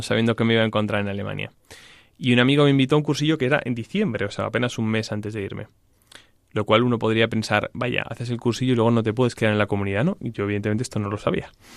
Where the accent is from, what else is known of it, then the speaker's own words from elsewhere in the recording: Salamanca, Castile and León, Spain; yo soy de Salamanca, em, de una familia que creyente